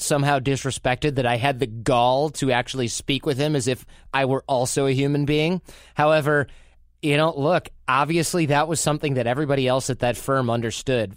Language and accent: English; Detroit, Michigan, United States; I'm from Detroit